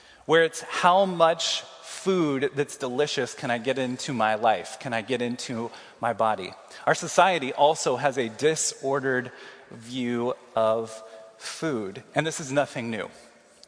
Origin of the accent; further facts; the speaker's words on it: Kansas City, United States; moved away as an adult; now in Iowa City, United States; I'm from Kansas City.